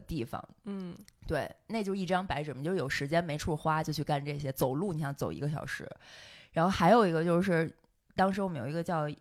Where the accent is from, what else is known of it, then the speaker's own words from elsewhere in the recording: Beijing, China; also born or lived in Germany; 我当时作为一个从北京这样的城市来的